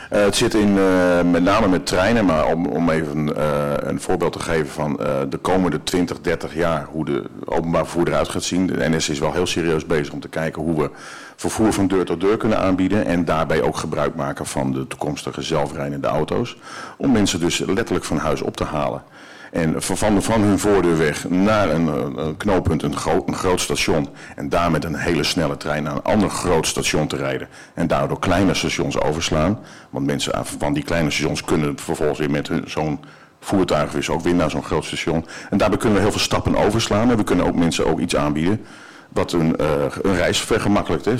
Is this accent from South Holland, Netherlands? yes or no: no; Haarlem, North Holland, Netherlands; now in northern Netherlands; ik kom zelf uit Haarlem. Ik ben zelf geboren in Haarlem. Ik woon nu eh, al meer dan de helft van mijn leven al in het noorden